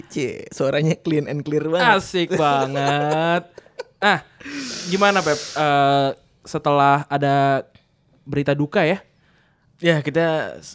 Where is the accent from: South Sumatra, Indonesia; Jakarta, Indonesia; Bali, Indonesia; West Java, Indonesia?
West Java, Indonesia; Bekasi; Lah iya kapan kita orang Bekasi asli